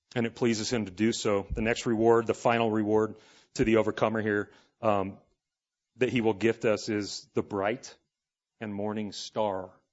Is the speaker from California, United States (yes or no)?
yes; Los Angeles, California, United States; I grew up in Los Angeles in the eighties